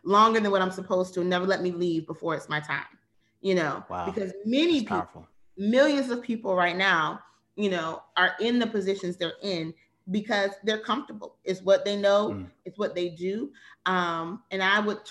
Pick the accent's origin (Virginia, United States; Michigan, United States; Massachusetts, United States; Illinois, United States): Virginia, United States; moved away as an adult; also born or lived in Charlotte, North Carolina; I was born and raised in Virginia